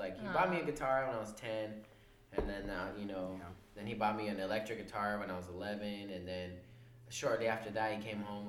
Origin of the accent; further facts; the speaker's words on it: Rialto, California, United States; growing up in Rialto as opposed to anywhere else, it's kind of like an incubated environment, you know. You're kind of stuck out there, you know.